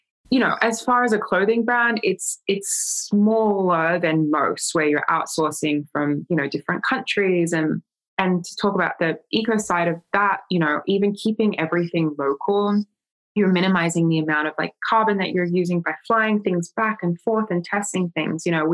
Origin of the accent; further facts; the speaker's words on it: Australia; being Australian